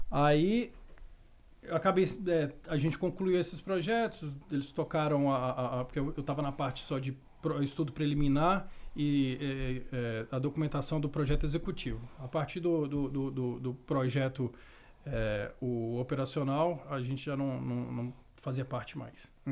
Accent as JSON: {"language": "Portuguese", "town": "Montes Claros", "region": "Minas Gerais", "country": "Brazil", "said": "Não, eu nasci em Minas."}